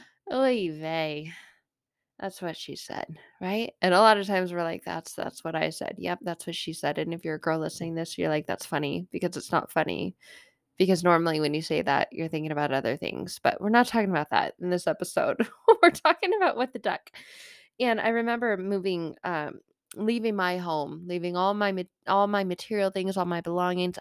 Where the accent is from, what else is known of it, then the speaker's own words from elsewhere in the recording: Arizona, United States; moved away as an adult; I grew up in Arizona